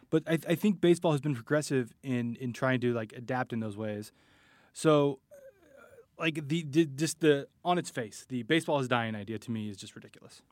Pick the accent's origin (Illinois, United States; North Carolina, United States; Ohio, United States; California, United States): California, United States; Bay Area; I grew up in the Bay Area